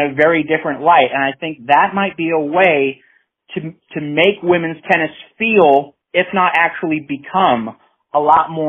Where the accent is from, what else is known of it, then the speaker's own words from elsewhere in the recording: United States; as an American